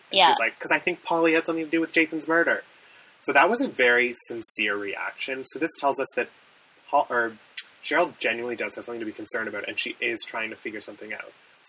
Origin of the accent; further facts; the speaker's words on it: Canada; we're Canadian.